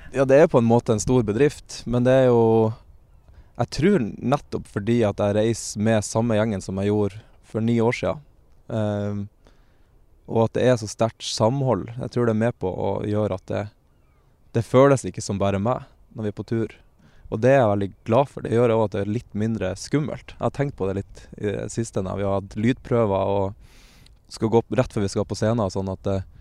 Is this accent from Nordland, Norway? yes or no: yes; Lofoten, Nordland, Norway; moved away; jeg er fra Lofoten